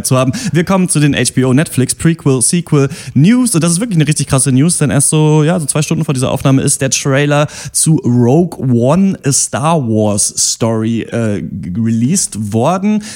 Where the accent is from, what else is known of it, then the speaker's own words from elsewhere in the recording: Germany; Gerade als Deutsche